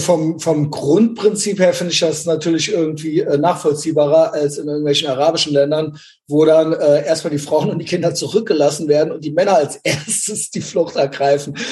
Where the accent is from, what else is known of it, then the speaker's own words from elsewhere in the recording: West Germany, Germany; ich bin ja in Westdeutschland groß geworden